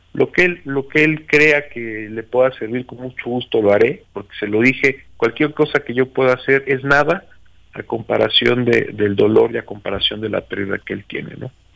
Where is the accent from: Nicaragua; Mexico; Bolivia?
Mexico; como mexicanos